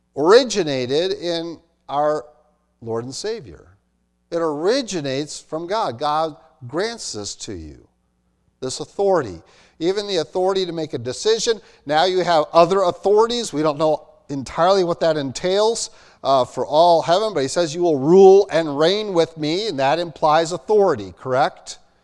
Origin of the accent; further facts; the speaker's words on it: United States; In America, so I'm American. I'm Dutch born, Amer, uh, Dutch male American